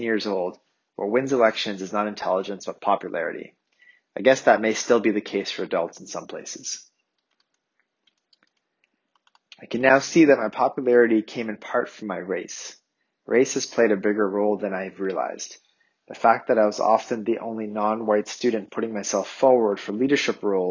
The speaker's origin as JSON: {"language": "English", "country": "Canada", "tie": "born or raised there", "said": "My parents immigrated to Canada months before I was born."}